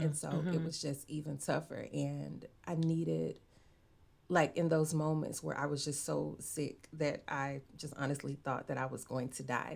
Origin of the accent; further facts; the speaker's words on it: Arkansas, United States; also born or lived in Chicago; Arkansas is the home I've I've only ever been old enough to actually know